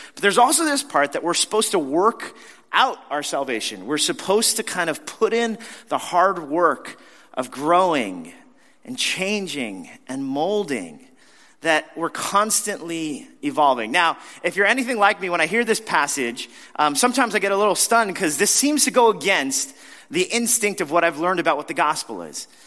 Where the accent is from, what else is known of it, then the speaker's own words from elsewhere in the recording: New York, United States; as a New Yorker